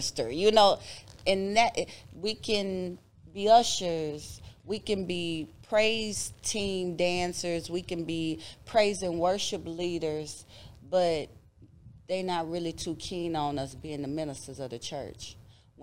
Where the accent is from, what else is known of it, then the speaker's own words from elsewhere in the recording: United States; I grew up in South Park